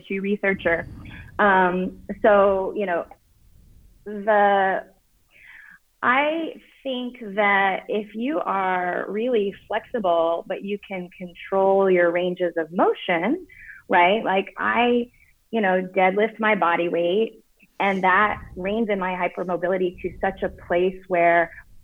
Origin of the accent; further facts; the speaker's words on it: Oklahoma, United States; I grew up in Oklahoma, which is right above Texas.